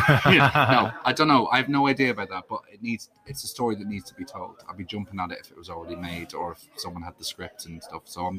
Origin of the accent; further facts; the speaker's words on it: Dundalk, County Louth, Ireland; Dundalk, yeah.